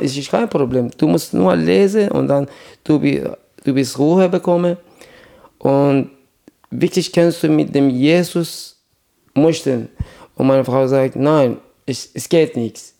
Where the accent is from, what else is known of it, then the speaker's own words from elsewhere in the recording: Iran; German is a second language; moved away as an adult; also born or lived in Iraq; now in Germany; Meine Eltern sind nach Iran gegangen, als ich zwei Jahre alt war